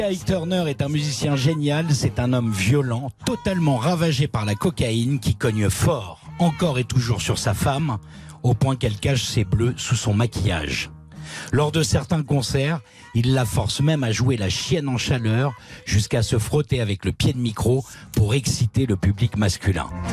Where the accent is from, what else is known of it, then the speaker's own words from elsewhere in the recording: France; chez nous en France